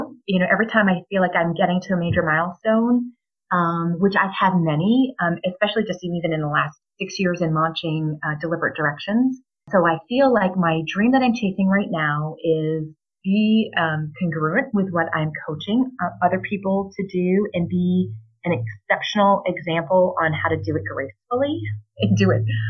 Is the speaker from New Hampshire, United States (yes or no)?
yes; New Hampshire, United States; moved away as an adult; now in Boise, Idaho, United States; I was born and raised in New Hampshire